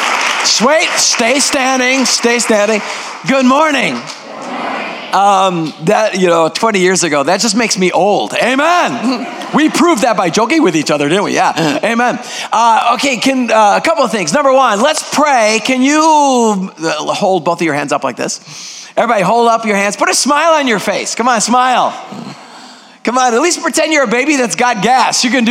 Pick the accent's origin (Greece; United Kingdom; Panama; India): Greece; first language Greek; English is a second language; now in United States; I am 100% purebred Greek. Greek is my first language